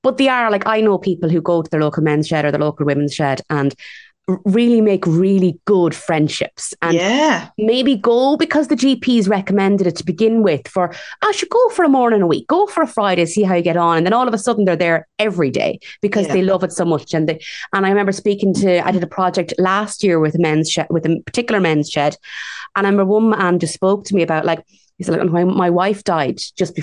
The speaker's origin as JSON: {"language": "English", "country": "Ireland", "said": "as Irish women"}